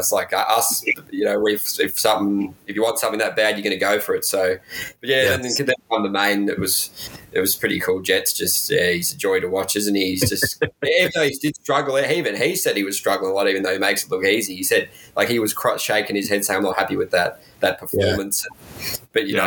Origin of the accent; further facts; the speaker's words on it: Australia; being an Aussie